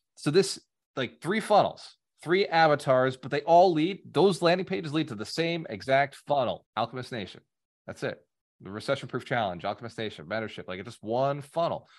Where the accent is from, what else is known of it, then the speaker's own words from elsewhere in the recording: New England, United States; now in Florida, United States; I grew up in New England